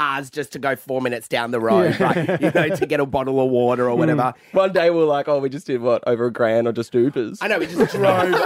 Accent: Mill Park, Victoria, Australia; We're two bogans from Mill Park

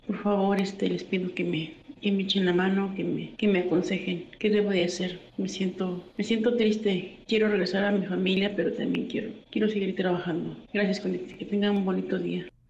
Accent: Zacatecas, Mexico; moved away as an adult; now in Mexico City, Mexico; Estoy, tengo aquí cuatro años este, en la Ciudad de México. Yo soy de Zacatecas, vine buscando trabajo

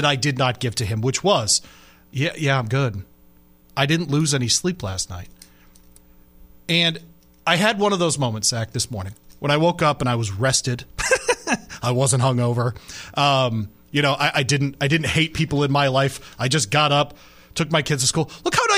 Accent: Detroit, Michigan, United States; I was born in St. John's Hospital on the east side of Detroit a little over 40 years

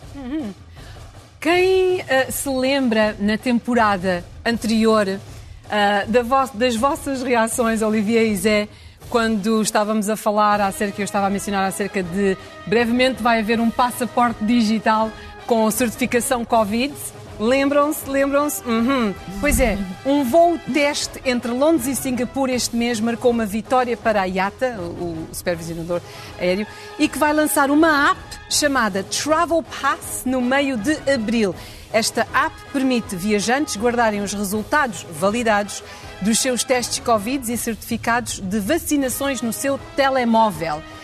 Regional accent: Portugal; moved away; eu dizia que era, vinha de Portugal

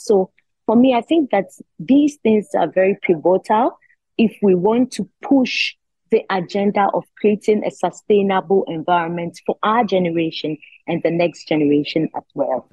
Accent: Ghana; I'm from Ghana. I'm the only one from Ghana.

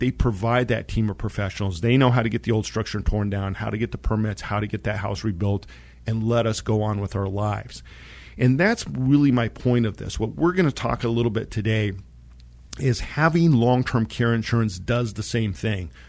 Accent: San Luis Valley, southern Colorado, United States; I grew up in the San Luis Valley, which is a high mountain valley down in southern Colorado

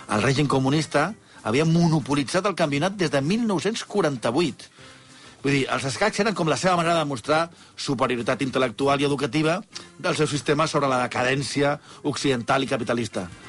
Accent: Catalonia, Spain; com som els catalans

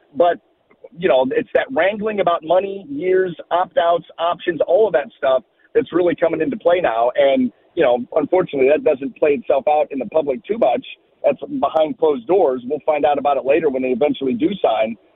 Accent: Ohio, United States; growing up in Ohio

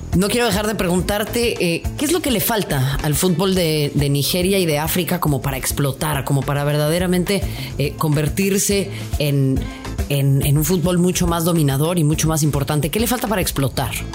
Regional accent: Mexico; nuestro vecino del norte

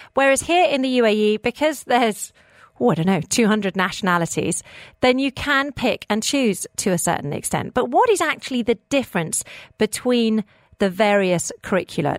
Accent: United Kingdom; now in Dubai, United Arab Emirates; I'm British, so is my husband

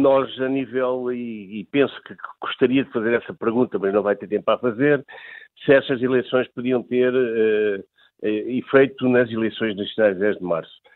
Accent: Azores, Portugal; Eu sei porque sou açoriano

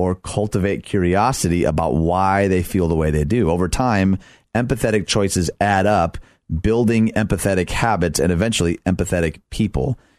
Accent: Michigan, United States; moved away; My home state, Michigan

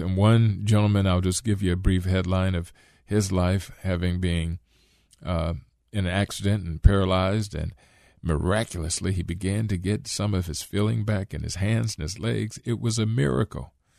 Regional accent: Akron, Ohio, United States; growing up in Akron

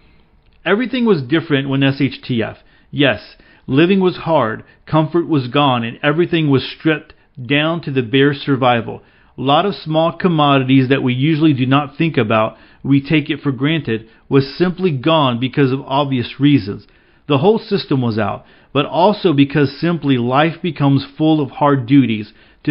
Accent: Bosnia & Herzegovina; English is a second language; As I said, I grew up in Yugoslavia, which was a socialistic and communistic country.

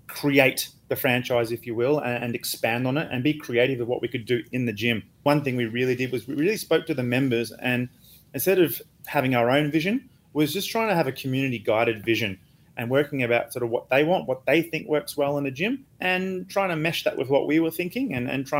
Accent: Australia; moved away as an adult; also born or lived in Dubai; now in Singapore; I'm an Australian

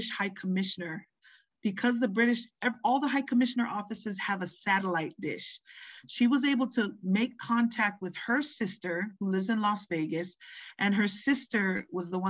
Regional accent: Tonga; moved away; also born or lived in Hawaii; I was born in Hawaii but raised in Tonga

